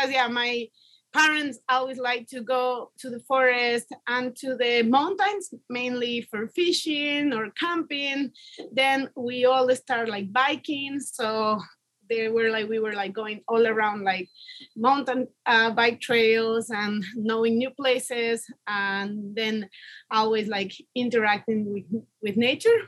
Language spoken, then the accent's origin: English; Quito, Pichincha, Ecuador; I was born in Quito. That's the capital city of Ecuador